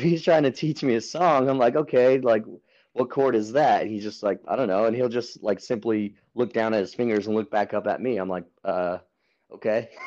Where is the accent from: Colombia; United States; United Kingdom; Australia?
United States; Albuquerque, New Mexico; moved away as an adult; now in San Diego, United States; I am from Albuquerque, New Mexico. I moved out to San Diego